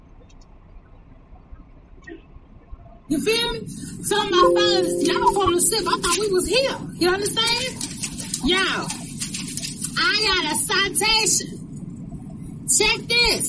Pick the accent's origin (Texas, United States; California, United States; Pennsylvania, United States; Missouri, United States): Texas, United States; Houston; I'm from Houston, Texas, Monterey